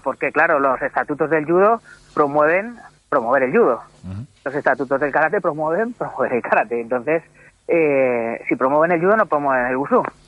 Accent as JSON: {"language": "Spanish", "town": "Madrid", "region": "Community of Madrid", "country": "Spain", "moved": "as an adult", "lives_now": "Toledo, Spain", "said": "realmente soy madrileño"}